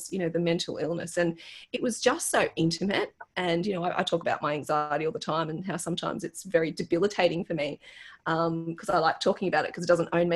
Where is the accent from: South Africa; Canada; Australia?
Australia; as an Australian